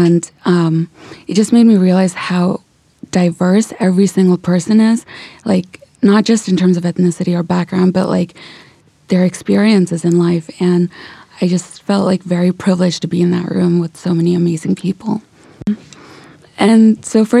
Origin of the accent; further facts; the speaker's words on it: California, United States; moved away as an adult; also born or lived in India / St. Louis; now in New York, United States; I was born in India. Then I moved to California and spent pretty much the majority of my life there.